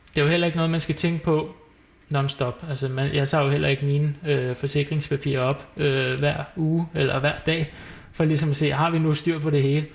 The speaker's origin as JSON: {"language": "Danish", "town": "Solrød", "region": "Zealand", "country": "Denmark", "tie": "born or raised there", "moved": "yes", "lives_now": "Valby, Denmark", "said": "jeg er jo så født og opvokset i Solrød, men jeg er jo så flyttet til Valby"}